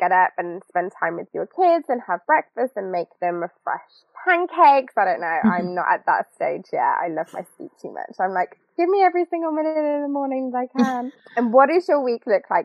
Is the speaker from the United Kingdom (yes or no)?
yes; United Kingdom; us as the British